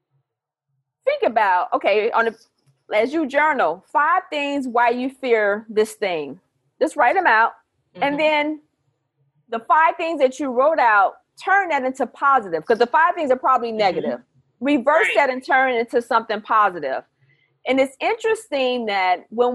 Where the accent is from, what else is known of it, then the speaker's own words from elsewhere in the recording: Chicago, Illinois, United States; I'm from Chicago.